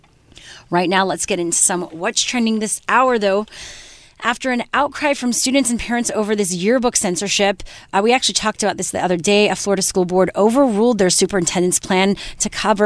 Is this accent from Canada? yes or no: yes; Canada; now in United States; I'm Canadian